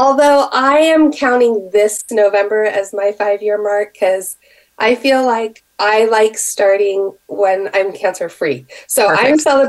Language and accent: English; Seattle, Washington, United States; also born or lived in Bay Area; We're from Seattle originally